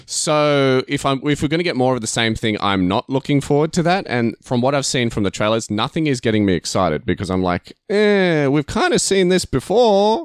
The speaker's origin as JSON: {"language": "English", "country": "Australia"}